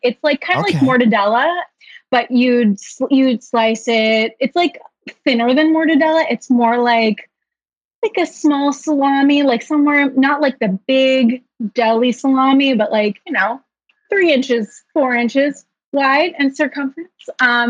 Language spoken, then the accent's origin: English; Northern New Jersey, United States; now in Brooklyn, United States; So I'm from New Jersey. I'm from Northern New Jersey specifically.